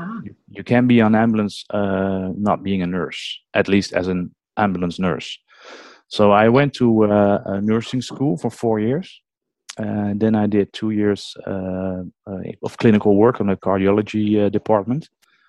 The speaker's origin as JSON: {"language": "English", "country": "Netherlands", "second_language": "English", "said": "from the Netherlands. And I'm as we call it, ambulance nurse, because they don't have a paramedic system over here."}